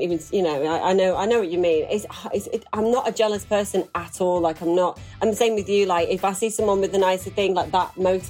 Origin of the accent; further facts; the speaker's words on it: Manchester, North West England, United Kingdom; because Michelle Keegan was in there and a few other people from Manchester. I'm from Manchester.